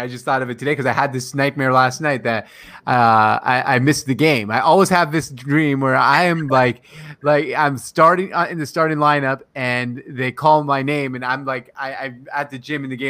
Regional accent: Damascus, Damascus Governorate, Syria; moved away; That's actually the city I was born into in Syria. It's called Damascus, Syria.

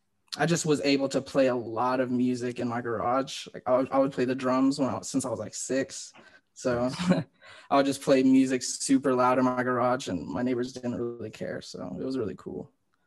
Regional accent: Tulsa, Oklahoma, United States; also born or lived in Columbia, South Carolina / Broken Arrow, Oklahoma; I kind of just always grew up in Tulsa.

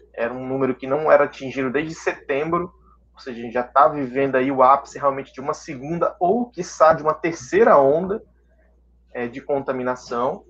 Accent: Natal, Rio Grande do Norte, Brazil; tanto eu quanto o Paulo, nós somos nordestinos, né? Eu sou aqui do Rio Grande do Norte, de Natal

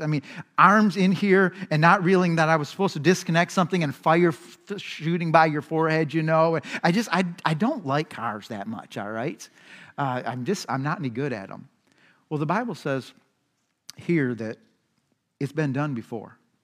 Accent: United States; our society, American society

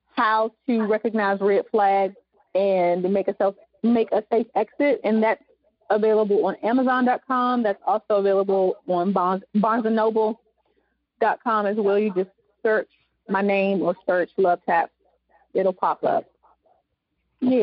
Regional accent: the South, United States; accent: southern; my my southern accent

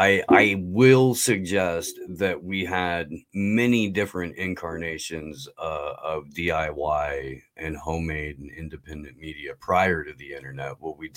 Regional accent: Indiana, United States; I grew up in Indiana, so there were a lot of like inside baseball to that state jokes that I was gonna get.

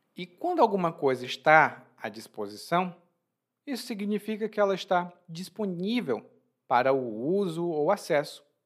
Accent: Brazil; born or raised there

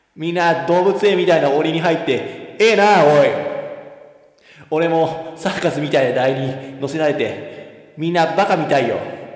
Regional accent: Kizugawa, Kyoto, Japan; also born or lived in Hidaka, Hokkaido; 京都出身って言うても俺京都市じゃないしな木津川市やんで

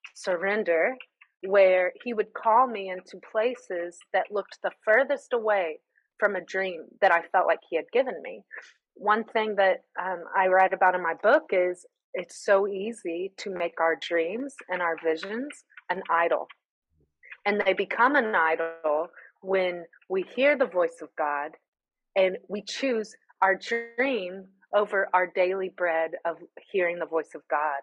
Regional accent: United States; moved away as an adult; now in Greece; I'm the American who orders the Americano

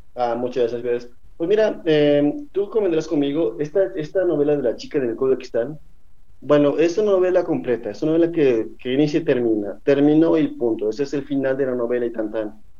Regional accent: Mexico; es parte de nuestra idiosincrasia como mexicanos

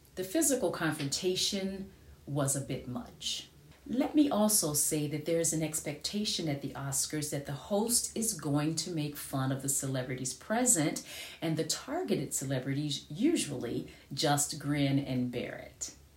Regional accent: United States; moved away; I am an American

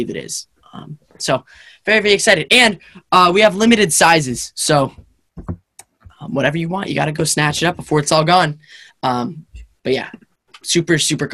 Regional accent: United States; I'm an American.

